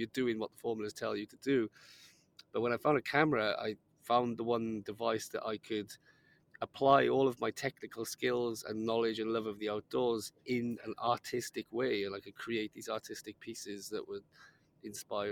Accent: Wales, United Kingdom; growing up in Wales, which is a pretty dark place

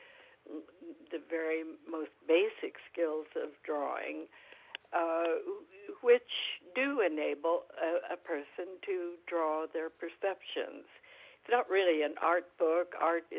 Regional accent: California, United States; I'm a Californian, native Californian. I have lived here most of my life

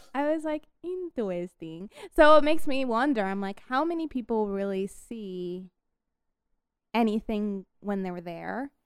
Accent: Colorado, United States; I am from Colorado

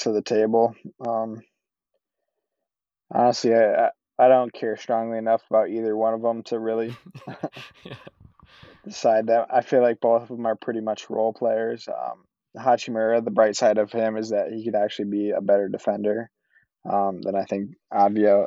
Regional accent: Minnesota, United States; we're from Minnesota

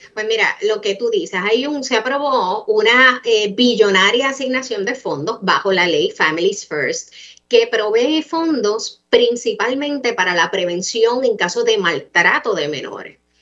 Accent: Puerto Rico; todos somos puertorriqueños

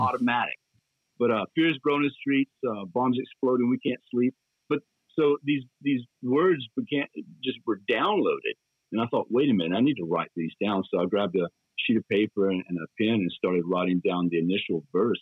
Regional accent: Dalton, Georgia, United States; moved away as an adult; also born or lived in Atlanta, Georgia / Knoxville, Tennessee; born and raised in Dalton

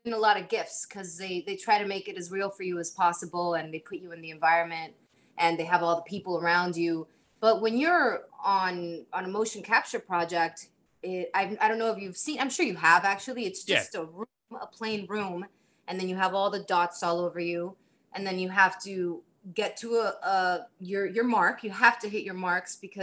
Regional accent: Miami, Florida, United States; moved away; I'm originally from Miami

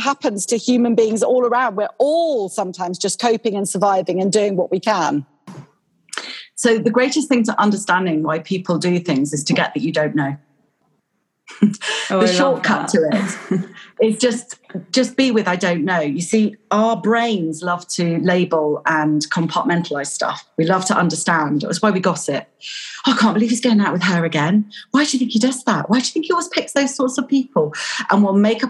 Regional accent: Pocklington, Yorkshire and the Humber, United Kingdom; I was born in Yorkshire. I was born in Pocklington.

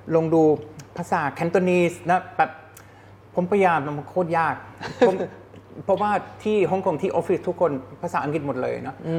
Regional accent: Germany; Thai is a second language; moved away as an adult; also born or lived in Hong Kong / United States; now in Thailand; ผมมาจากเยอรมัน

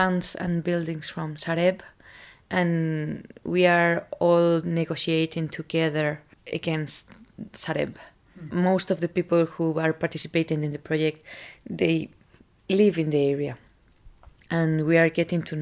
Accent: Las Matas, Community of Madrid, Spain; I grew up in Las Matas, which is not far from here.

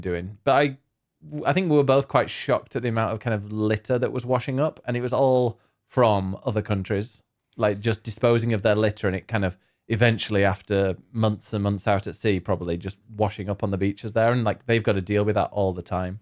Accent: United Kingdom; we're very British

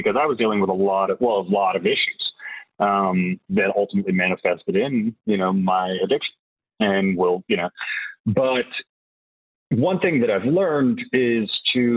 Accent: Whiteville, North Carolina, United States; I am from a small town called Whiteville, North Carolina

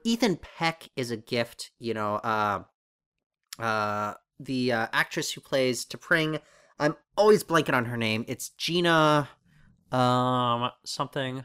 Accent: Canada; also born or lived in Toronto; we're Canadian.

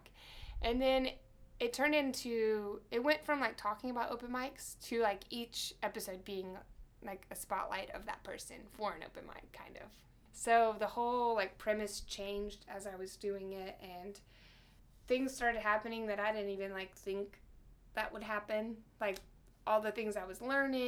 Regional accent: Alpharetta, Georgia, United States; I'm from Atlanta, too

